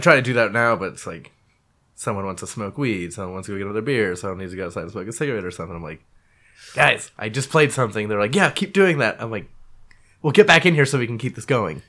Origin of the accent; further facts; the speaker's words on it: Menlo Park, California, United States; also born or lived in Redwood City / Belmont; I was born in Redwood City. Uh, went to school in Menlo Park